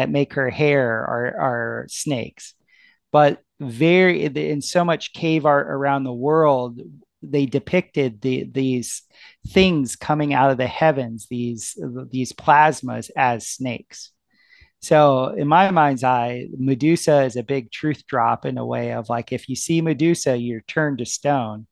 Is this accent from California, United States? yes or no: no; South Florida, United States; I grew up in South Florida